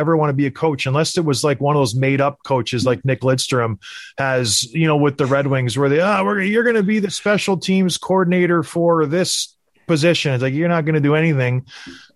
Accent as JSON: {"language": "English", "town": "Edmonton", "region": "Alberta", "country": "Canada", "tie": "born or raised there", "said": "I was born in Edmonton"}